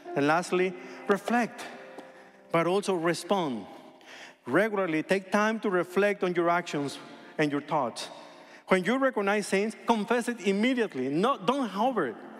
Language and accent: English; hometown of Fernando Valenzuela, Sonora, Mexico; moved away; one guy from my hometown, El Toro Valenzuela